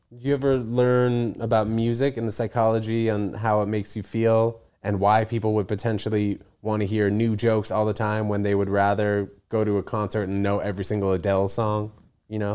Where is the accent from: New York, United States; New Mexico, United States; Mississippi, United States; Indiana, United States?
New York, United States; New York City; also born or lived in New Brunswick, New Jersey / Connecticut; growing up in New York City